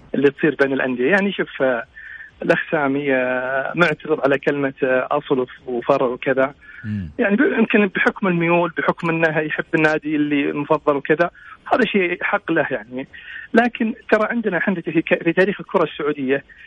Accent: Abha, Asir, Saudi Arabia; انا من ابها

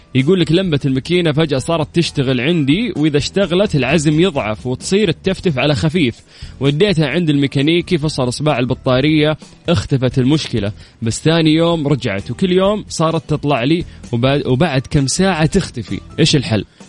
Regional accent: Qiya, Makkah Province, Saudi Arabia; moved away; رحت ديرتي رحت قيا

